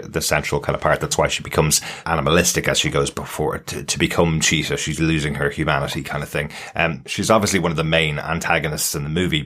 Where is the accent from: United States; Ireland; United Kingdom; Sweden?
Ireland; being an Irish guy